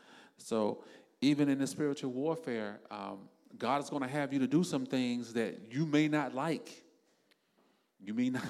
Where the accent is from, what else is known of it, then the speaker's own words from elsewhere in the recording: South Florida, United States; me and my wife because we're from South Florida